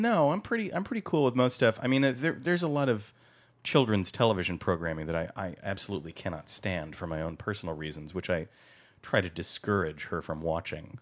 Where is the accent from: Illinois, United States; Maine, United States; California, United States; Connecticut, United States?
Connecticut, United States; I grew up in Connecticut, in the, in the woods of Connecticut, in, uh, in the center of the state